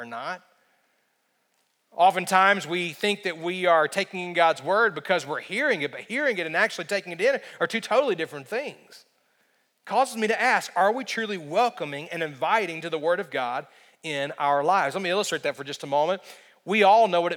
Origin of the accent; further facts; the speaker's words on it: United States; as an American